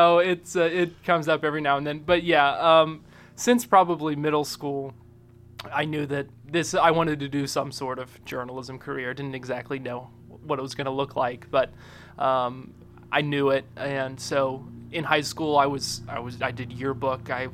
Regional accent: West Virginia, United States; moved away as an adult; also born or lived in Boone County, Kentucky; Well, I'm originally from West Virginia, about halfway between Huntington and Charleston, but spent several years as a kid in Boone County, Kentucky, up in northern Kentucky, and spent most of my childhood, though, in West Virginia, grew up there

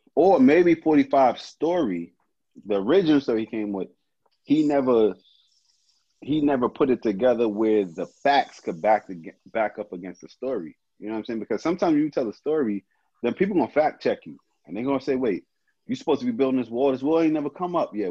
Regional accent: Brownsville, United States; I'm from Brownsville. I'm from a different world

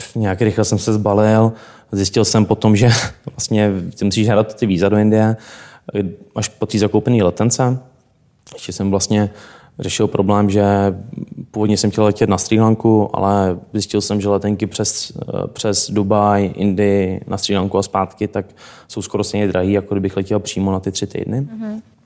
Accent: South Bohemian Region, Czechia; Můj teda první jazyk, proč je pocházím z Pošumaví, tak byla němčina.

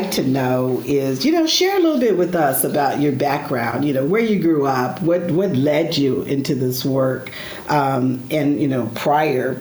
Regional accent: Stockton, California, United States; now in Chicago, United States; I grew up in Stockton, California, small rural town

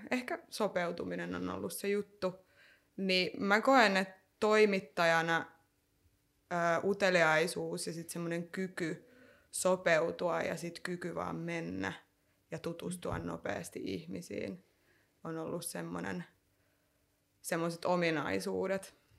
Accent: Lahti, Päijät-Häme, Finland; also born or lived in North Karelia; mä oon syntynyt Pohjois-Karjalassa ja sit mä oon kasvanut Lahdessa, anteeksi Lahessa

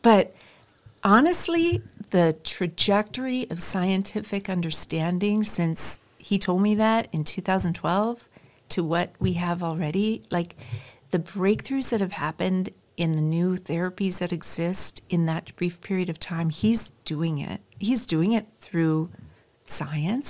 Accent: North Dakota, United States; moved away as an adult; also born or lived in Minnesota / Michigan; now in Redding, United States; I'm originally from the Midwest, from North Dakota

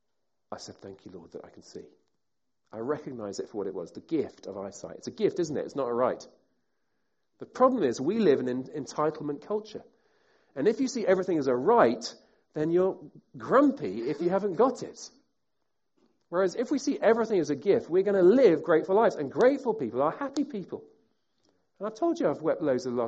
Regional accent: United Kingdom; I'm a Brit. Most of us here are British.

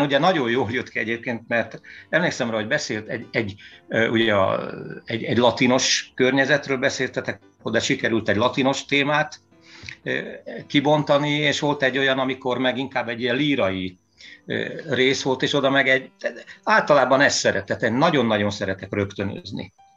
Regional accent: Veszprém, Veszprém County, Hungary; moved away as an adult; also born or lived in Hamburg, Germany; itt születtem

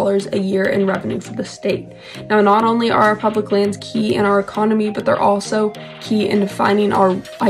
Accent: Missoula, Montana, United States; I'm from Missoula

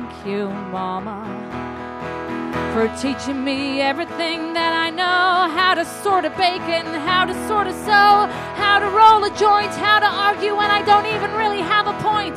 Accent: United States; now in United Kingdom; because I'm American

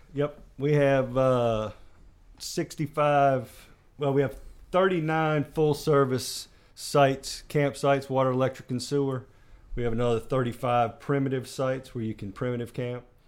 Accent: Kalamazoo, Michigan, United States; moved away; I'm originally from Kalamazoo, Michigan

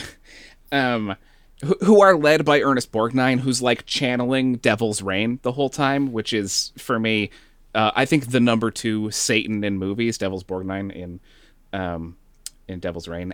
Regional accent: Northeast, United States; now in Texas, United States; growing up in the Northeast

